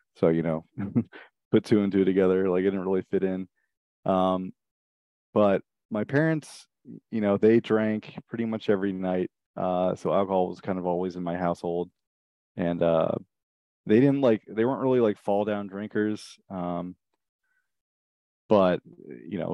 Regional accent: Richmond, Virginia, United States; now in Vermont, United States; I grew up in Richmond, Virginia, in the suburbs

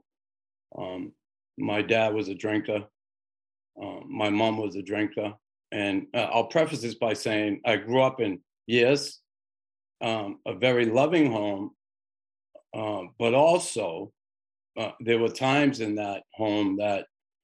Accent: Boston, Massachusetts, United States; now in Montreal, Canada; I grew up in Boston in a predominantly Irish neighborhood

